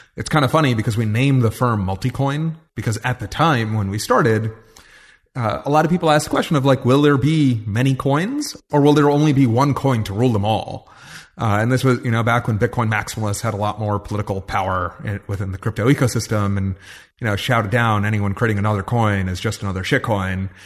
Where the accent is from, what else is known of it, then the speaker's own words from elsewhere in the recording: New York, United States; I grew up in New York